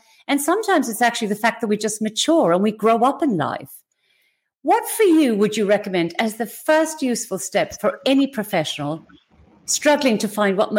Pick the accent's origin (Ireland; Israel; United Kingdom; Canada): Ireland; now in Australia; Australia is our home, but you're from the UK, I'm from Ireland.